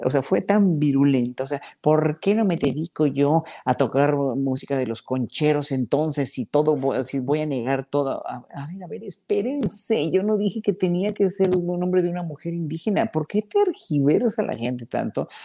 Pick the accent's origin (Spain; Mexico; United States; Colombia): Mexico; nos pagaban a los solistas mexicanos